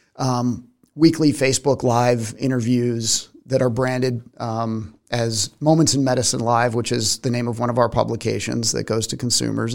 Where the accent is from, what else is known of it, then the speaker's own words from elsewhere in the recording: Arizona, United States; moved away; also born or lived in Tucson, Arizona; growing up in Arizona